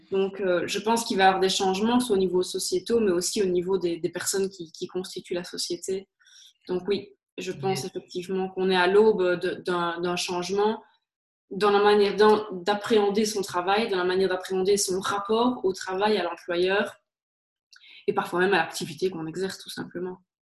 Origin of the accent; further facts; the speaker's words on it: Liège, Wallonia, Belgium; accent: Liège; d'où je viens, je suis liégeoise, comme ça s'entend très très certainement.